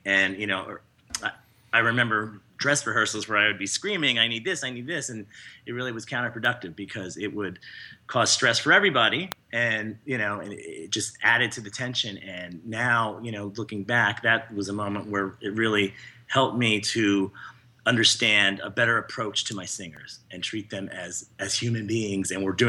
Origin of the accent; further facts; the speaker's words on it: Bethlehem, Pennsylvania, United States; Bethlehem, Pennsylvania.